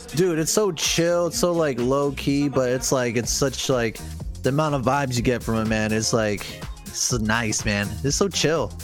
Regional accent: United States; as an American myself

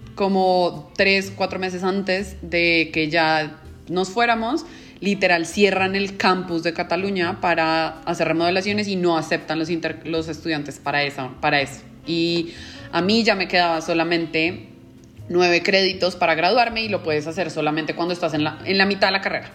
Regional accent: Colombia; moved away as an adult; now in Mexico; soy colombiana, tengo 31 años

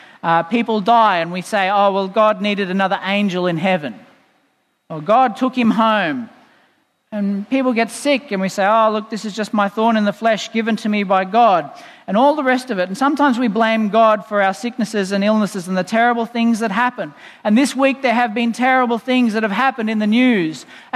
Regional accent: Boonah, Queensland, Australia; in the town I grew up in Boona. Hello, people listening in Boona.

